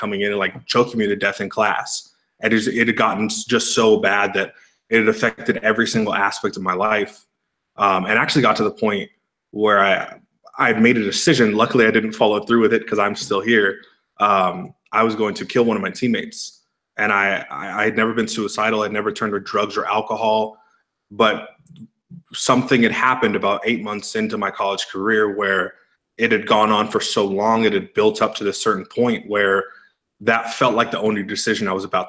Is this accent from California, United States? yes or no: yes; east of San Francisco, Bay Area, Northern California, United States; moved away as an adult; now in Scottsdale, United States; Grew up about 25, 30 miles east of San Francisco in the Bay